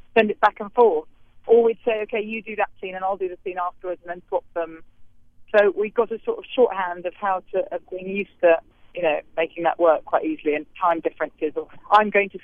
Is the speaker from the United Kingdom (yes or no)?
yes; England, United Kingdom; now in New York, United States; as an English person